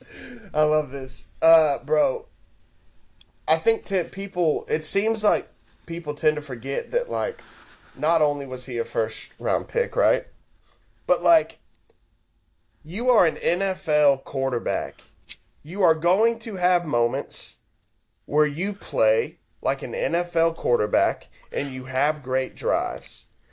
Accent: Houston, Texas, United States; I'm from Houston

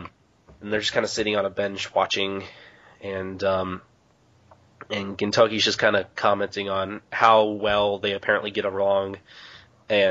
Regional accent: United States; I'm American, and I speak English

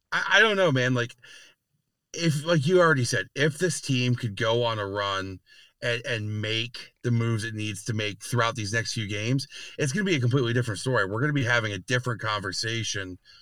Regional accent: New York, United States; being a New Yorker

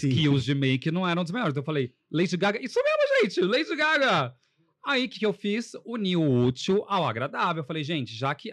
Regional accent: Poços de Caldas, Minas Gerais, Brazil; moved away as an adult; eu sou de Poços de Caldas, já moro, moro aqui desde 2007, vim para cá fazer faculdade, só que eu vou, ia sempre para Poços, praticamente todo fim de semana.

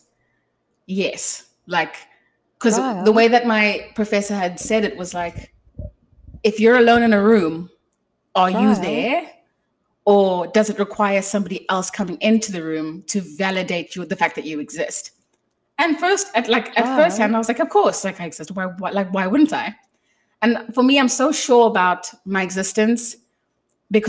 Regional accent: South Africa; I failed at being South African

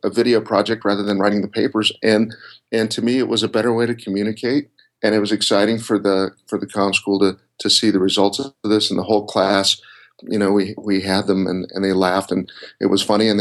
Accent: Colorado, United States; moved away as an adult; also born or lived in Florida; I grew up in Colorado, and I went to school at the University of Colorado

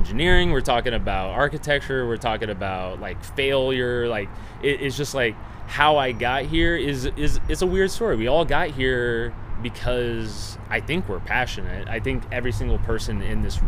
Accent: Omaha, Nebraska, United States; I'm from Omaha, Nebraska

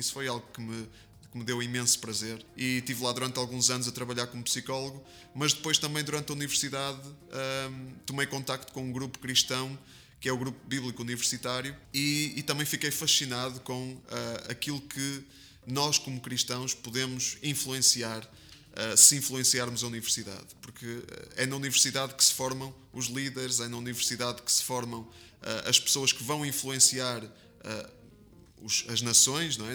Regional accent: Porto, Norte, Portugal; eu nasci, nasci em Portugal, sou português, é, do Porto, é, tripeiro, de gema.

